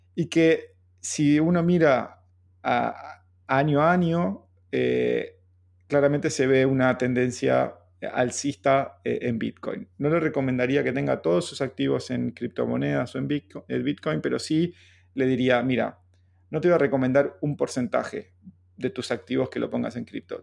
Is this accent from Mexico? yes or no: no; Argentina; siendo argentino